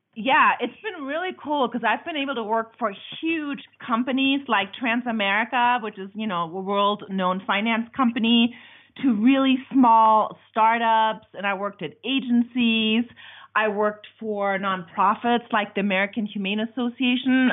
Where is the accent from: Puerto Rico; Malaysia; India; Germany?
Germany; now in United States; I'm from Germany. I've been in America for a very long time.